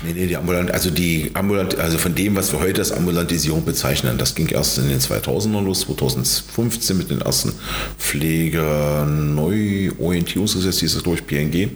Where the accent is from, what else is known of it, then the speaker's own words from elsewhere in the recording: Magdeburg, Saxony-Anhalt, Germany; also born or lived in Torgau, Saxony; gebürtig aus Torgau, wohnhaft in, im Großraum Magdeburg seit 1968 bis 1973 in Magdeburg